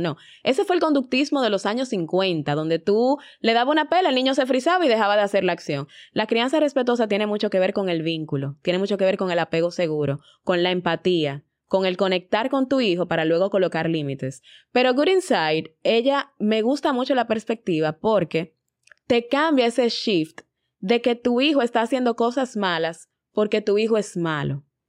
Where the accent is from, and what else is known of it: Dominican Republic